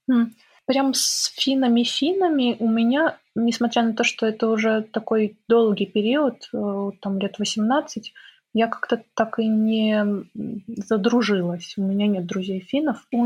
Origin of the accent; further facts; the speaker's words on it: Minsk, Belarus; now in Korolyov, Russia; Да, я когда переехала из Минска, я переехала не в Москву, а в Королёв. И очень сильно, конечно, для меня это был стресс, потому что все-таки Беларусь тоже достаточно чистая